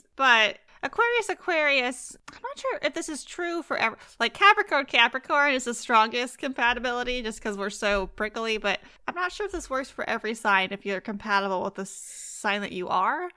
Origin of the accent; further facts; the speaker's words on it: Fresno, California, United States; I grew up in Fresno, too, and I lived there for, like, seventeen years